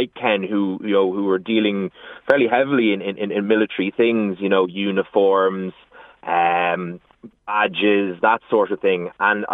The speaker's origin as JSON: {"language": "English", "town": "Clonmel", "region": "Munster", "country": "Ireland", "moved": "yes", "lives_now": "Meath, Ireland", "said": "I'm originally from Tipperary in Clonmel"}